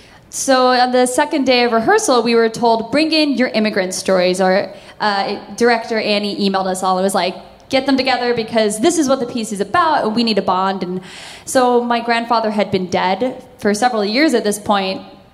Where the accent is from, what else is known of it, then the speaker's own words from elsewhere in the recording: Oklahoma, United States; I grew up in a very small town in Oklahoma, and my brother and I were just one of a handful of Asian faces. I didn't even meet another Asian kid until I was in the eighth grade.